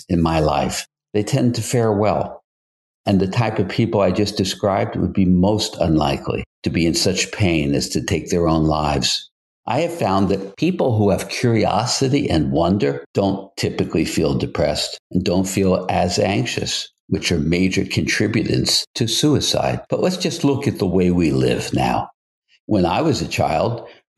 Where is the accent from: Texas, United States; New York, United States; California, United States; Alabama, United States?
New York, United States; New York City; also born or lived in Brooklyn, New York / Manhattan, New York / Westchester County, New York / Westport, Connecticut; now in Hamptons, Long Island, United States; Then we moved to Queens, which at that time seemed very, very rural.